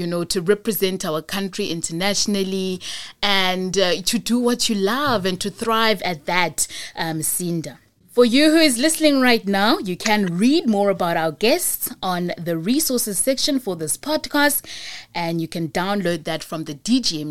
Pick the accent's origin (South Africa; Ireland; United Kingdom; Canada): South Africa; Cape Town, Western Cape; I'm from Go 37